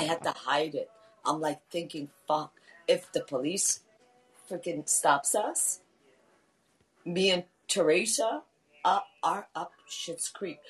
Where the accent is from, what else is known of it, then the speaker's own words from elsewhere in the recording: Canada; I'm Canadian.